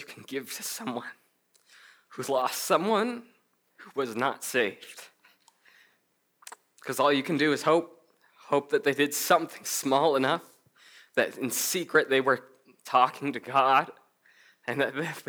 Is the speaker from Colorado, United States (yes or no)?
yes; Colorado, United States; I'm from Colorado, I work at a bank